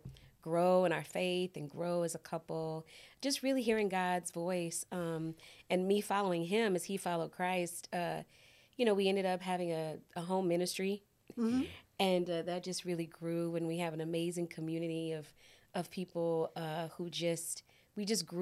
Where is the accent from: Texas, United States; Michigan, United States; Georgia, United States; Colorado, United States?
Texas, United States; Fort Worth; moved away as an adult; also born or lived in Los Angeles, United States; now in Waco, United States; we born and raised in Fort Worth